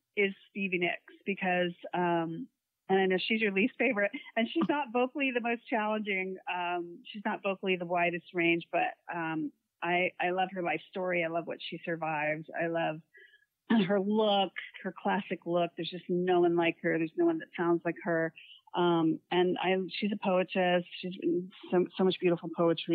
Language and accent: English; Florida, United States; my hometown